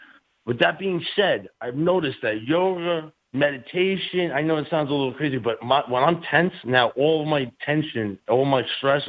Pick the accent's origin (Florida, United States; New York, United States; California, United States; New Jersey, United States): New York, United States; New York City; born or raised there; also born or lived in Los Angeles